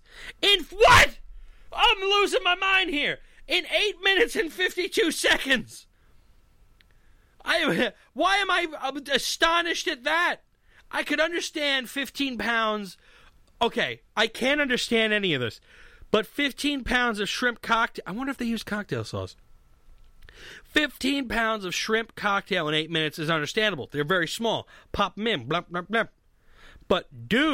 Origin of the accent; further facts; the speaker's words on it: United States; I'm extremely proud as an American